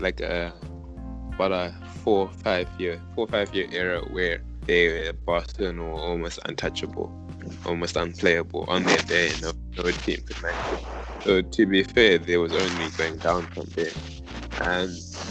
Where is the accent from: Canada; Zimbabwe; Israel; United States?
Zimbabwe; moved away; us guys growing up in Zimbabwe